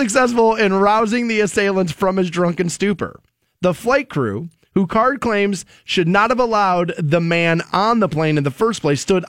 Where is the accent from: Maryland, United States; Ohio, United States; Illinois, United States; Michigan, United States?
Ohio, United States; moved away; I'm from Ohio